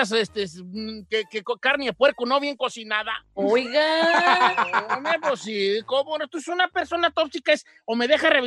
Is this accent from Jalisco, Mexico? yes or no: yes; Guadalajara, Jalisco, Mexico; Es que yo soy de Guadalajara, ya decimos tóxico.